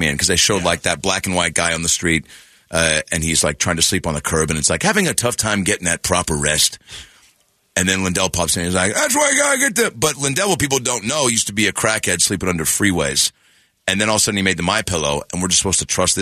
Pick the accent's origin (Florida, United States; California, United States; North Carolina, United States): California, United States; Sacramento; I was born in Sacramento